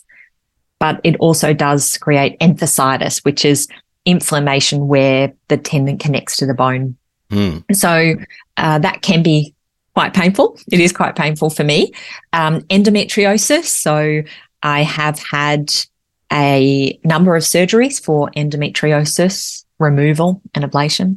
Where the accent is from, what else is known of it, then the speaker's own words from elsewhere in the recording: Australia; I'm an Australian mother and wife